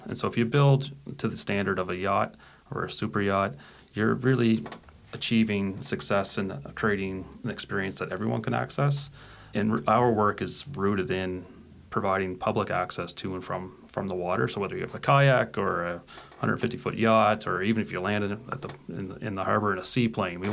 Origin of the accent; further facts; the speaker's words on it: Nova Scotia, Canada; growing up in Nova Scotia, a province